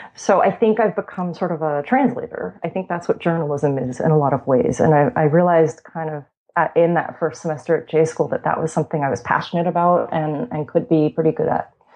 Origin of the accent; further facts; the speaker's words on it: Long Island direction, New York, United States; also born or lived in Italy; I'm from New York, um, about 20 minutes outside the city